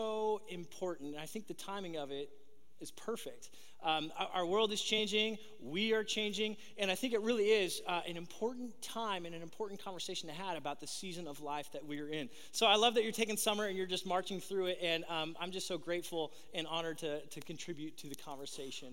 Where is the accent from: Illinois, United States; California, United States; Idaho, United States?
California, United States; Southern; I'm originally from Southern California, born and raised